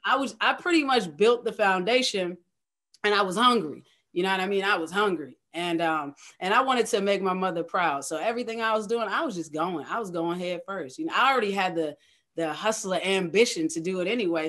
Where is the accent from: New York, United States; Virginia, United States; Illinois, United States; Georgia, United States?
Virginia, United States; Middlesex County; born or raised there; moved away as an adult; also born or lived in Hampton Roads (757), Virginia; now in Hampton Roads, United States